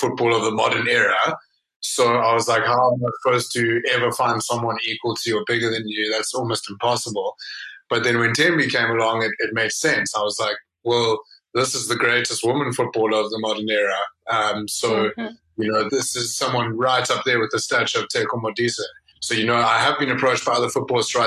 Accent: Johannesburg, Gauteng, South Africa; I'm from a Greek South African family, a Greek-Egyptian family. We grew up in Sophia Town

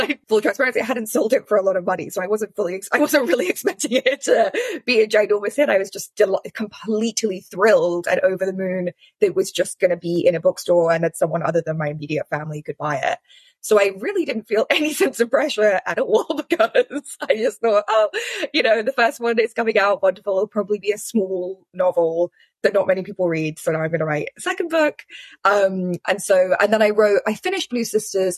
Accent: London, United Kingdom; moved away; it was my hometown, you know, London was where I grew up

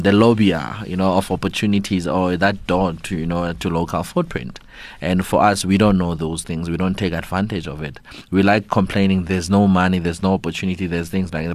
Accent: South Africa

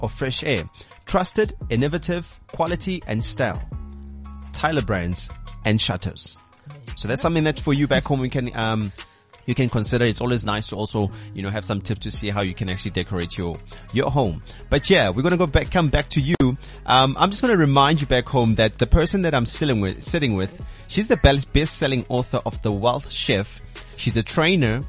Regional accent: KwaZulu-Natal, South Africa; I'm from KZN

